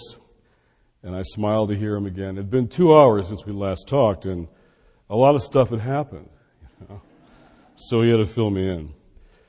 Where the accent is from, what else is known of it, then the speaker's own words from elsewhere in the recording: Detroit, Michigan, United States; now in Washington, D.C., United States; I'm in Detroit, my hometown